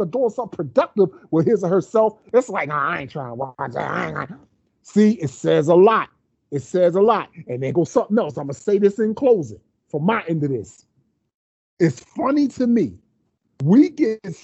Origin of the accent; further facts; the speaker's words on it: United States; a black man born and raised in America